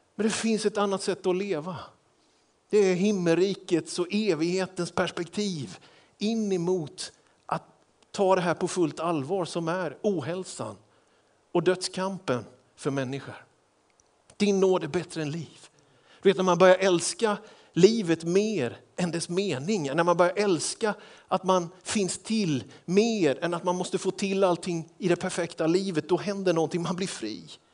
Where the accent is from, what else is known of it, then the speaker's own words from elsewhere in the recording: Småland, Sweden; Jag är ju smålänning